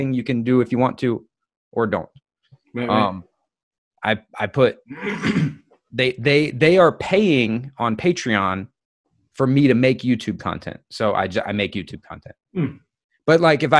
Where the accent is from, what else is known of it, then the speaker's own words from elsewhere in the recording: United States; I'm American